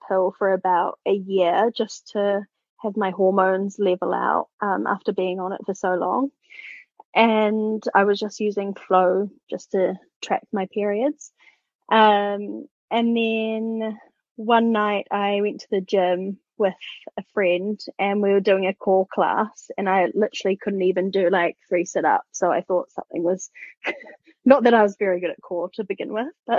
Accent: New Zealand; I am from New Zealand

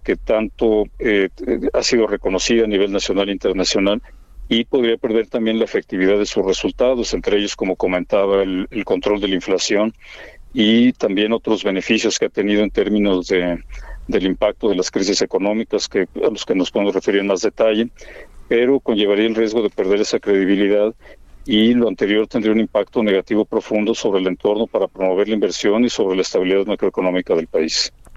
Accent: Mexico; como mexicanos hemos construido

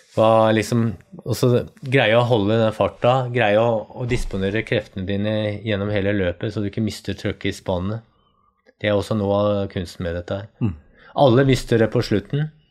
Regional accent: Norway; Jeg vokste opp nede i Østmarka

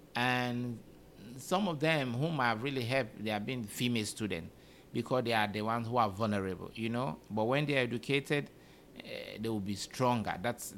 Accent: Uganda; I came from Uganda. Even in Uganda, you always get typhoid, you know, because we don't have clean waters.

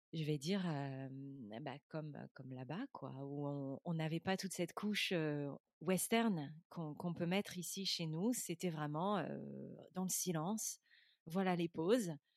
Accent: France; moved away as an adult; also born or lived in London; je suis française slash européenne

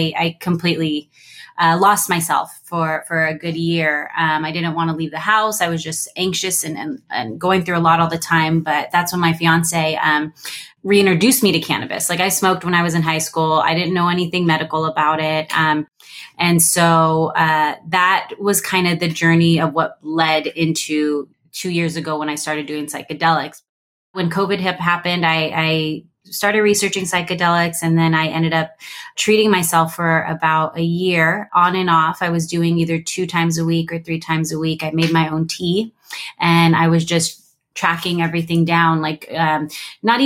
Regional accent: California, United States; moved away as an adult; now in Arizona, United States; I'm from California. I lived my whole life in California

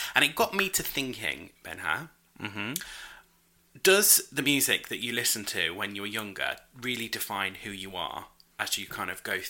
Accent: United Kingdom; I'm British.

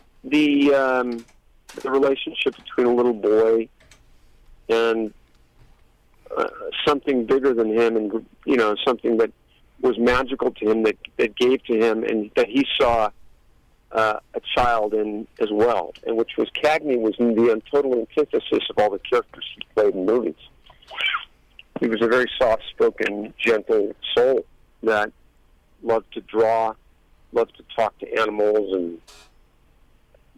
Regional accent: Los Angeles, California, United States; I grew up in Hollywood, and I've worked around a lot of people

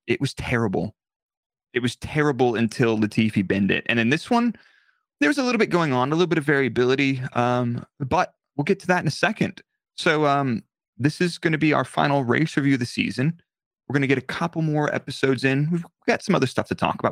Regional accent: United States; being an American

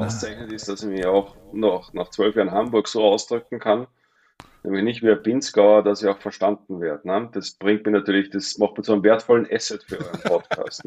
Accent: Mondsee, Upper Austria, Austria; moved away as an adult; also born or lived in Glemmtal, Salzburg; now in Saalbach-Hinterglemm, Austria; Ich bin ja ein Zurgroster. Ich bin ja nicht, Ur, nicht ähm, Eingeborener, nicht Aboriginal von, vom Klemmtal, bin ja ursprünglich Oberösterreicher vom Mondsee

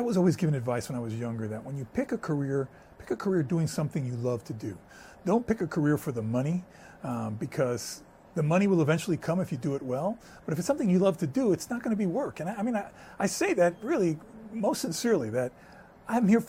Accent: New York City, New York, United States; first language Spanish; English is a second language; I was born and raised in a small apartment in New York City

